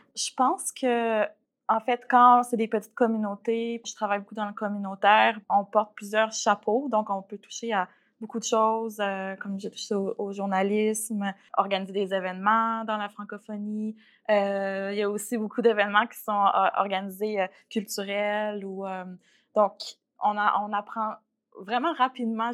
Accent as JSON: {"language": "French", "region": "Quebec", "country": "Canada", "moved": "as an adult", "lives_now": "Regina, Canada", "said": "viens du Québec, ça fait quatre ans que je suis en Saskatchewan."}